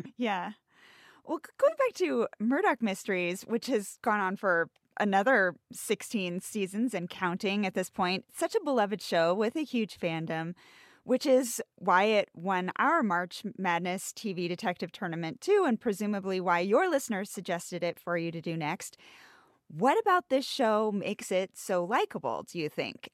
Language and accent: English; United States; an American